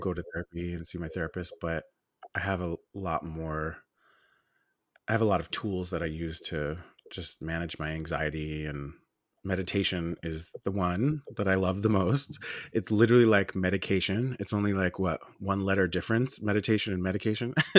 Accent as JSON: {"language": "English", "area": "Long Island", "region": "New York", "country": "United States", "said": "I'm from Long Island, New York"}